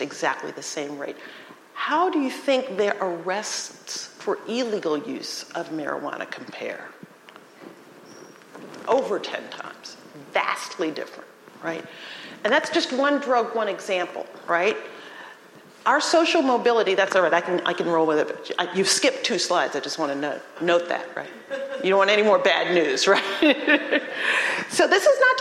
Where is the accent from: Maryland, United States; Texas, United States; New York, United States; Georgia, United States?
New York, United States; New York City; moved away; I grew up in New York City